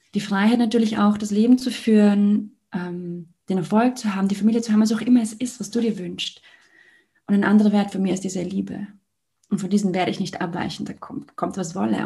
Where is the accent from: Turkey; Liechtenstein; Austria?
Liechtenstein; Ich komme aus Liechtenstein